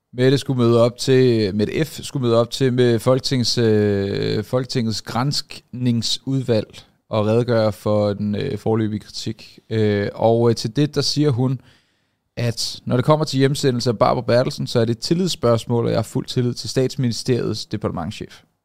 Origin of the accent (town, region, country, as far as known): Denmark